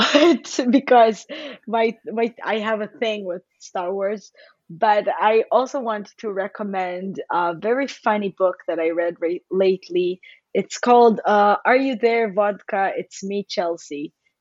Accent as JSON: {"language": "English", "town": "Haifa", "region": "Haifa District", "country": "Israel", "said": "I'm from Israel. I'm from Haifa."}